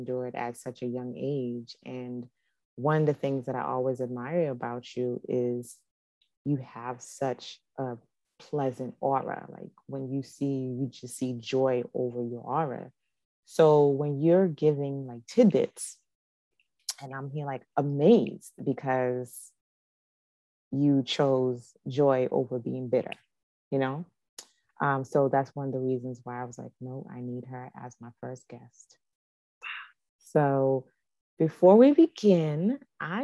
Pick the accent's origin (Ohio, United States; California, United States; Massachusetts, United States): Massachusetts, United States; Boston; moved away as an adult; now in Charlotte, United States; I grew up in Boston as well